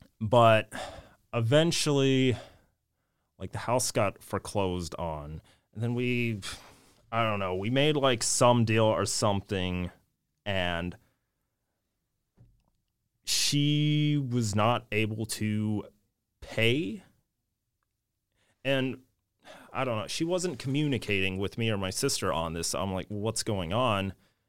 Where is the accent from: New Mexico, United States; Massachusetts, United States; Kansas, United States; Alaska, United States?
Alaska, United States; Palmer; born there; I was born in Palmer.